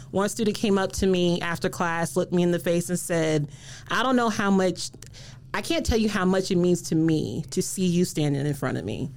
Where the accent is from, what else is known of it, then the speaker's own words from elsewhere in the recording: South Carolina, United States; moved away as an adult; now in Michigan, United States; I moved here to Michigan, getting this wonderful job at MSU. I'm from South Carolina